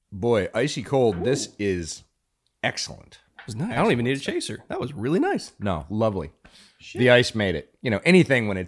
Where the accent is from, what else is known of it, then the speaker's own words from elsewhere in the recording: Pennsylvania, United States; now in Texas, United States; I grew up around Pennsylvania high school football